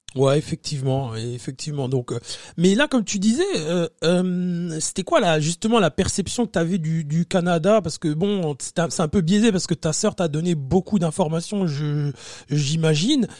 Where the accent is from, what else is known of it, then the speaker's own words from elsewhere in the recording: France; moved away; on est français